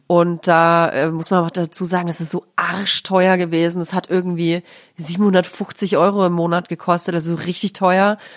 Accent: Nuremberg, Bavaria, Germany; moved away; war meine Kindheit in Nürnberg recht äh, nett also ich finde Nürnberg eine schöne Stadt, um aufzuwachsen.

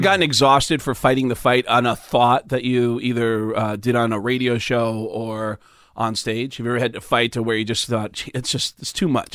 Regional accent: Mount Vernon, New York, United States; born or raised there

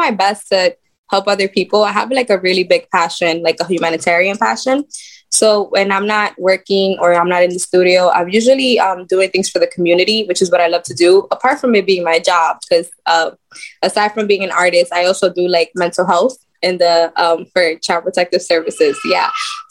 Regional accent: Dominican Republic; moved away; also born or lived in United States; I am from Dominican Republic. My parents are. I was born here, but I was raised in the DR

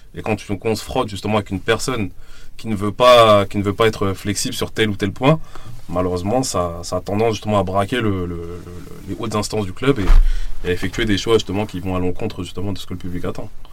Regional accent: France; en tant que Français

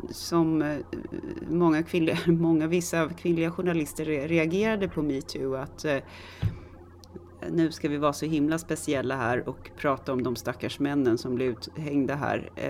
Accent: Stockholm, Stockholm County, Sweden; jag är också lite mer högstående för att jag har vuxit upp i Tensta.

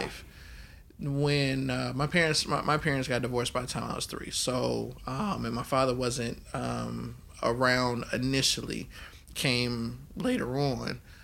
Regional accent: Oakland, California, United States; also born or lived in Baton Rouge, Louisiana / New Orleans, Louisiana; I was born in Baton Rouge, but yeah, I grew up in Oakland, California.

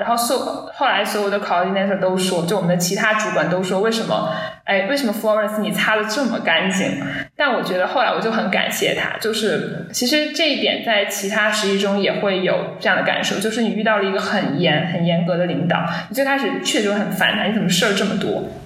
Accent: China; 母语不是英语

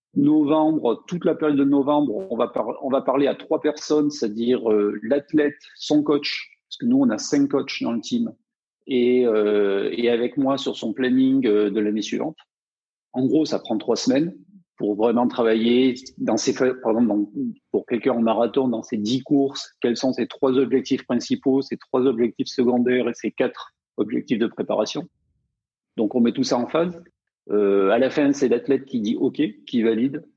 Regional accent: Provence-Alpes-Côte d'Azur, France; je viens des montagnes, donc euh, dans les Hautes-Alpes

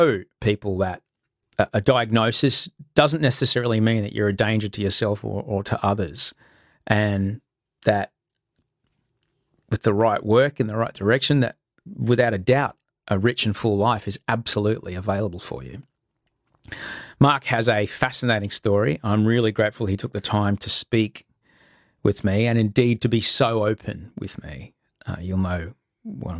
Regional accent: Australia; also born or lived in United States; I was Australian

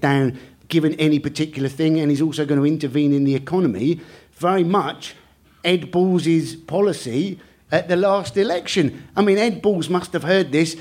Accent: Cornwall, South West England, United Kingdom; I grew up in Cornwall.

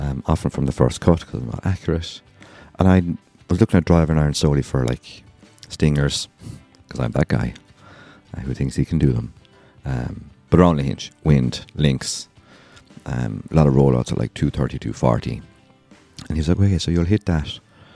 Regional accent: Ireland; I'm Irish

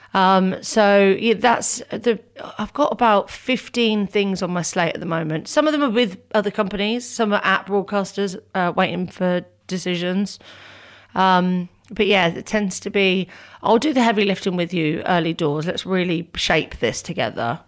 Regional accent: Northampton, East Midlands, United Kingdom; I was from Northampton

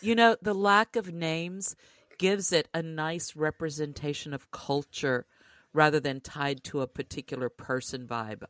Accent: Louisiana, United States; growing up in Louisiana

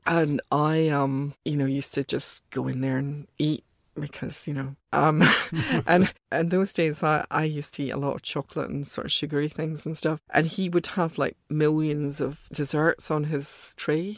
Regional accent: Glasgow, Scotland, United Kingdom; also born or lived in Soho, London; now in London, United Kingdom; when I was young, growing up in Glasgow

